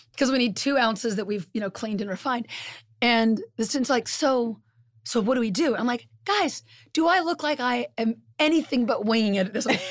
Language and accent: English; California, United States; now in Midwest, United States; I'm originally from California